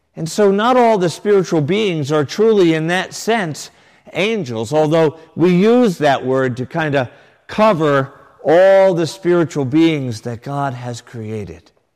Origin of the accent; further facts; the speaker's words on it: Connecticut, United States; a young boy growing up in Connecticut